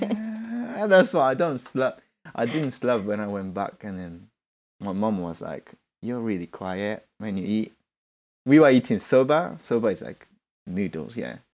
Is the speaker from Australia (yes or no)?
no; Shikoku, Kochi, Japan; moved away as an adult; now in London, United Kingdom; born in Japan, and I grew up there